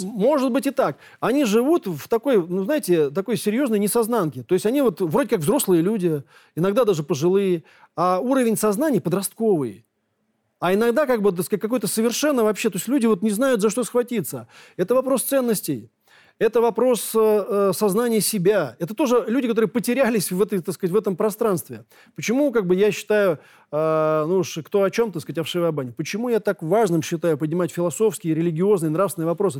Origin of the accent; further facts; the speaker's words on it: Moscow, Russia; Я коренной москвич